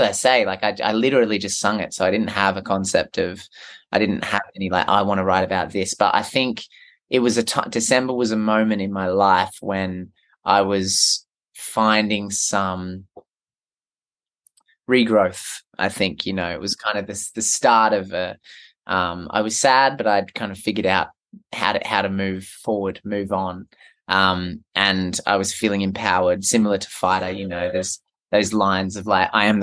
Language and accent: English; Merimbula, New South Wales, Australia; my hometown is a little town called Marimbula.